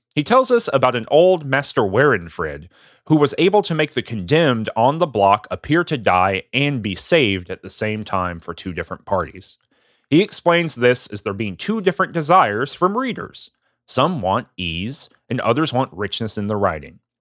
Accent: the South, United States; I'm from the South

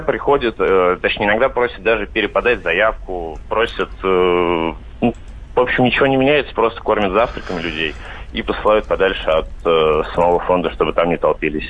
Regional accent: Vladimir, Vladimir Oblast, Russia; Я сам вообще из Владимира

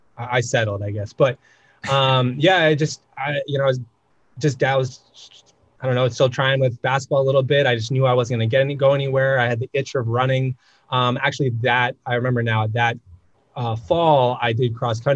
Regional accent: Maine, United States; moved away as an adult; also born or lived in Delaware / Camden, Maine; now in Washington, D.C., United States; I grew up in New England, Maine specifically

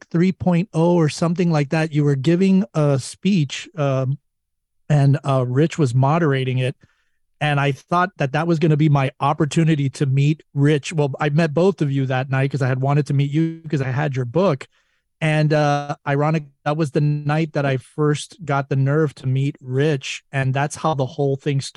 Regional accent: Florida, United States; moved away as an adult; now in Los Angeles, United States; grew up, born and raised in Florida, came over here to Los Angeles.

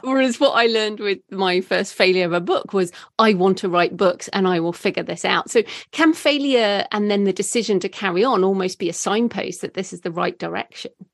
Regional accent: United Kingdom; I am British

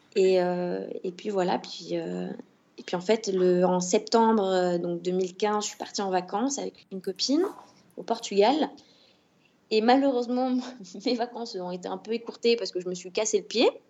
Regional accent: Bordeaux, Nouvelle-Aquitaine, France; moved away as an adult; also born or lived in Paris; now in Rosario, Argentina; je suis de Bordeaux

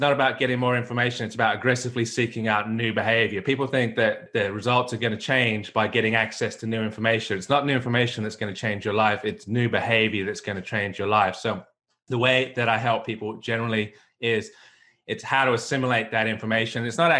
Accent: England, United Kingdom; accent: mongrel accent; also born or lived in United States; now in Australia; I'm originally from England, spent 10 years in America, went back to the UK, and then off to Australia.

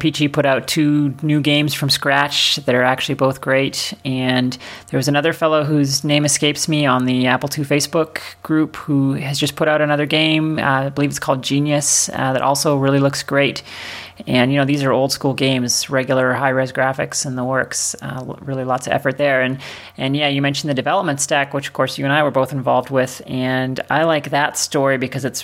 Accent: Canada; moved away

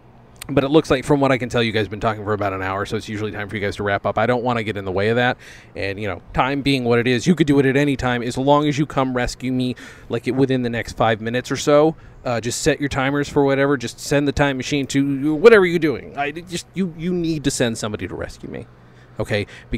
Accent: Los Angeles, California, United States; I'm from Los Angeles

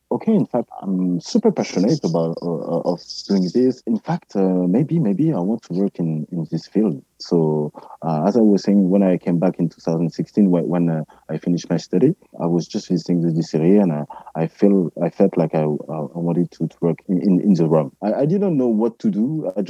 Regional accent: Martinique; also born or lived in Guadeloupe; okay, I'm from Martinique and Guadeloupe. Of course, I, I know rum

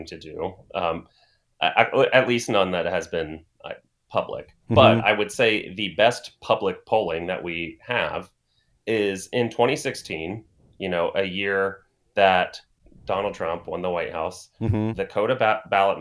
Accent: Plain City, Ohio, United States; I am from Plain City

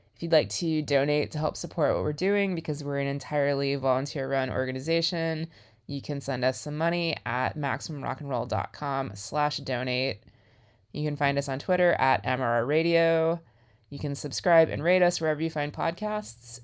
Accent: Houston, Texas, United States; growing up in Houston

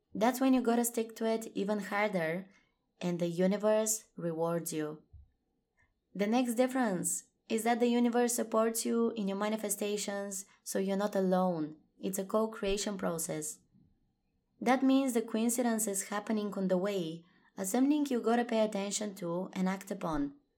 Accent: Bulgaria; moved away; I'm currently in my home country, Bulgaria, visiting family

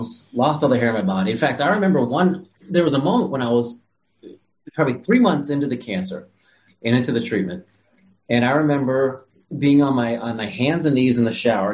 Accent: Ohio, United States; moved away; I was born and raised in Ohio, Midwest guy, regular kid

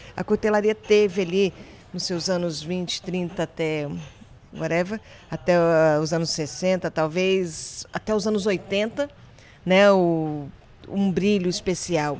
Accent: Brasília, Federal District, Brazil; moved away as an adult; also born or lived in Seville, Spain; eu sou brasileira, sou de Brasília, capital.

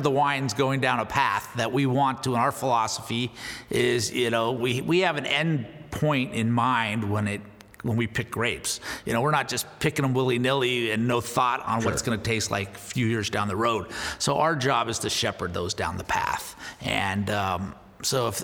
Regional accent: Northern California, United States; I grew up in Northern California

